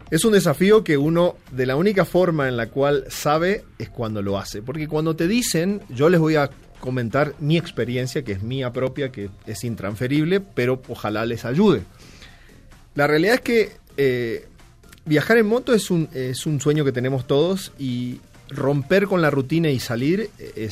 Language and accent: Spanish; Argentina; moved away as an adult; Eh, y yo me vine rodando de Argentina en el año 2009, te digo, fin del 2009.